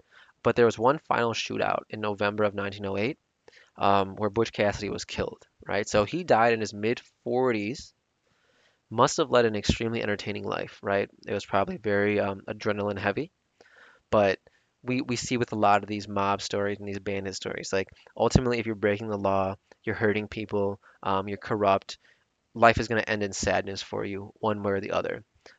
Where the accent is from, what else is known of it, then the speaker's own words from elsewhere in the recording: Chicago, Illinois, United States; my hometown, Chicago, Illinois.